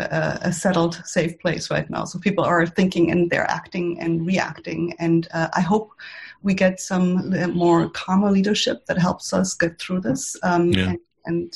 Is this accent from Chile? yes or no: no; Germany; now in United States; I'm from Germany